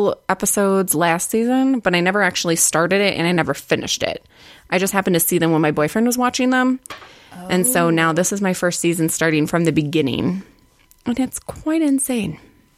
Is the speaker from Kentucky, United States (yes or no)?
no; Wisconsin, United States; now in Denver, United States; I'm from Wisconsin.